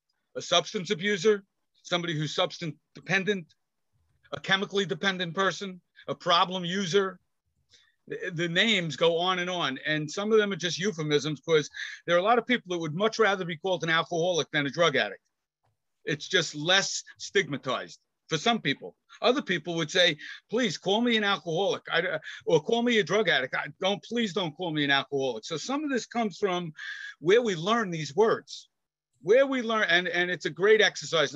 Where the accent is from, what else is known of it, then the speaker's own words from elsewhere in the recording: New York City, New York, United States; I grew up in Queens